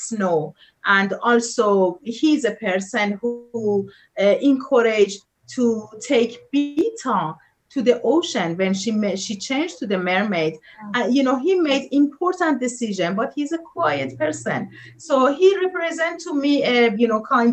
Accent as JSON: {"language": "English", "country": "Iran", "second_language": "English", "moved": "yes"}